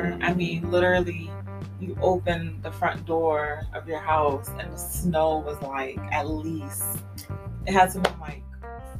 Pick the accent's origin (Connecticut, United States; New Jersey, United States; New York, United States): Connecticut, United States; also born or lived in Monroe, Louisiana; growing up in Connecticut